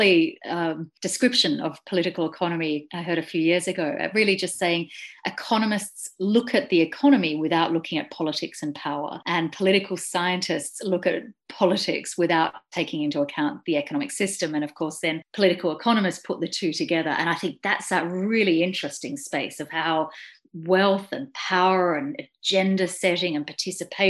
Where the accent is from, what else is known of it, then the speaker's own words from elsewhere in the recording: Australia; moved away as an adult; now in Glasgow, United Kingdom; I'm Australian.